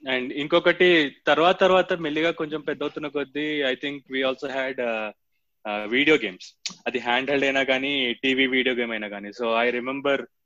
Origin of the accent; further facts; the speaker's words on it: Hyderabad, Telangana, India; also born or lived in Vijayawada; నేనంటే ఒక four years బయట హైదరాబాద్ నుంచి బయట ఉన్నా కాబట్టి విజయవాడలో